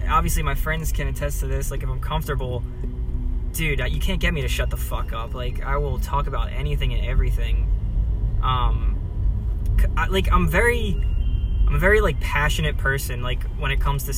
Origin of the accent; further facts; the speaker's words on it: New Jersey, United States; moved away as an adult; now in California, United States; I'm living in California and I'm from Jersey, which is not California at all